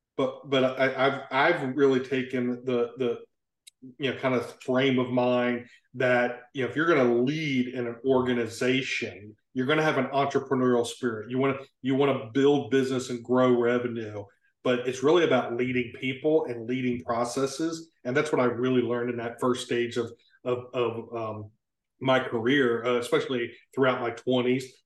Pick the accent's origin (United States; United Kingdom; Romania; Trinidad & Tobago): United States; Maryland; moved away as an adult; now in South Carolina, United States; I grew up in Maryland on the I-95 corridor, halfway between Baltimore and Philadelphia